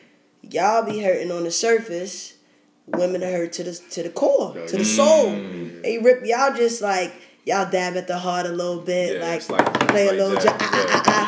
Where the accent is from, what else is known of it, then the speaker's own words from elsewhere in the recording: New York City, New York, United States; I'm from New York